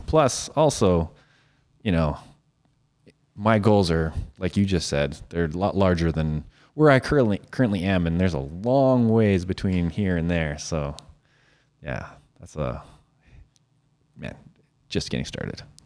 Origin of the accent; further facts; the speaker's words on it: Saskatoon, Saskatchewan, Canada; I always said I was from Saskatoon